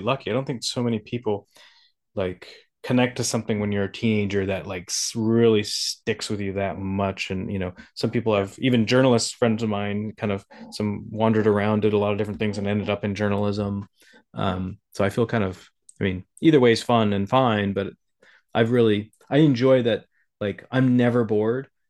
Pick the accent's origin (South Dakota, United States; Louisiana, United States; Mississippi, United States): South Dakota, United States; growing up in South Dakota